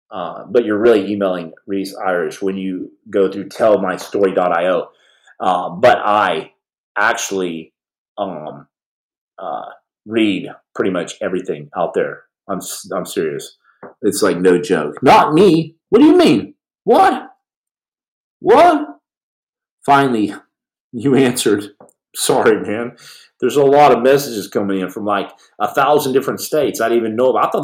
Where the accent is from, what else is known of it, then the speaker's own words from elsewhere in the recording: Australia; I'm from Australia.